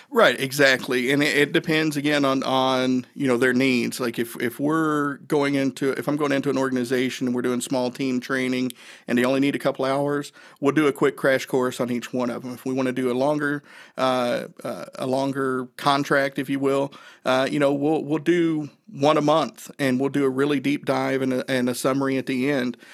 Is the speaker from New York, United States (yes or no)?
no; Northeast Tennessee, United States; I grew up in Northeast Tennessee